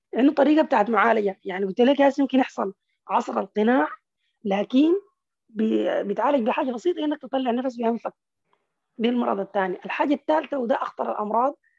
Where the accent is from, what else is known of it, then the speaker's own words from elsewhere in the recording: Sudan; عندنا في السودان في البحر الاحمر